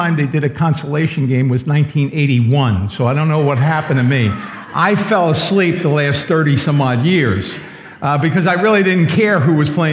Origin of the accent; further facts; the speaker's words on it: New York City, New York, United States; I grew up in New York City, and I used to sneak in on the Long Island Railroad to Madison Square Garden